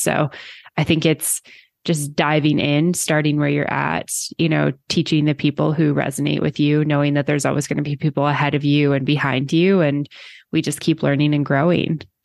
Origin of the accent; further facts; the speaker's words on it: Canada; moved away; I've been outside of Canada for so long and I do go back, like, every year